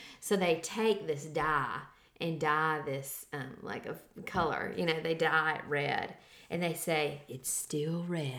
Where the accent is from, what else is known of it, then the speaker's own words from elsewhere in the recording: Savannah, Tennessee, United States; I grew up in Savannah, which is Shiloh, Battle of Shiloh.